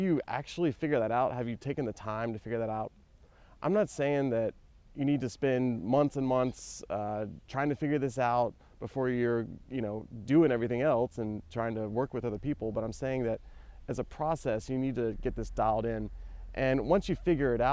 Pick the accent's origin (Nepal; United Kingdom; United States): United States; now in Barcelona, Spain; as an American